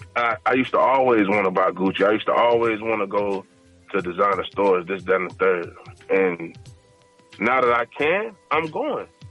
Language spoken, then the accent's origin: English; Florida, United States; I'm from Florida